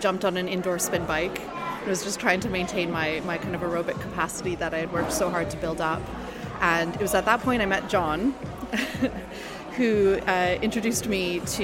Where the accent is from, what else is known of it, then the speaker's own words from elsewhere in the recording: Canada; my home country of Canada